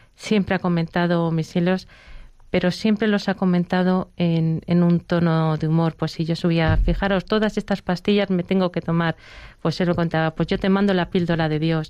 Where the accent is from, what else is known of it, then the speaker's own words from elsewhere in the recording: Barcelona, Catalonia, Spain; now in Madrid, Spain; yo soy de Barcelona, vivo en Madrid